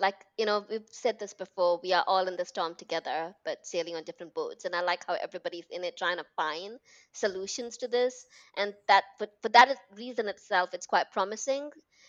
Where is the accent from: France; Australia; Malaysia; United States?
Malaysia; also born or lived in United Kingdom; I was born and brought up in Malaysia, lived in the UK.